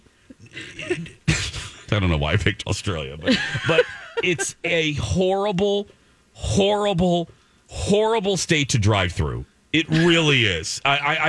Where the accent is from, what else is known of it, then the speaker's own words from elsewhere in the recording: Indiana, United States; Indiana, my home state